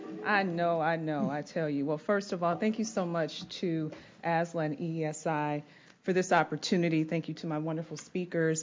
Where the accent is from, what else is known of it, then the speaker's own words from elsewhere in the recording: Detroit, Michigan, United States; grew up in Detroit, Michigan